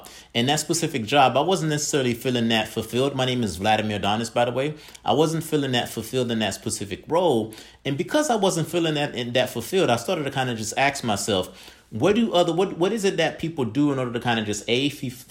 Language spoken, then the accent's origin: English; Haiti; now in United States; I'm originally from Haiti, and my parents decided that they would come here to the States. And I've been here in the States for over 20 years.